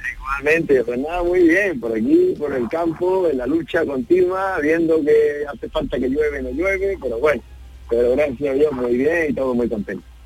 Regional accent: Andalusia, Spain; Primero que son los andaluces, eh, es, mi tierra, ¿no? Eh, es mi gente

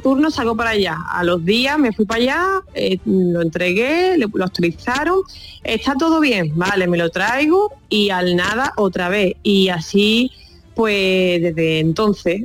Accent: Algeciras, Andalusia, Spain; yo soy de Algeciras

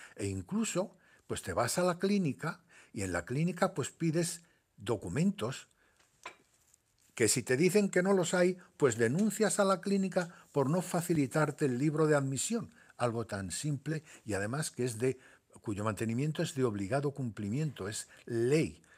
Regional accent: Tetouan, Tanger-Tetouan-Al Hoceima, Morocco; also born or lived in Larache, Morocco / Seville, Spain / Málaga, Spain; now in Spain; yo soy nacido en, Marruecos, mm. nací en Larache y me quería en Tetuán

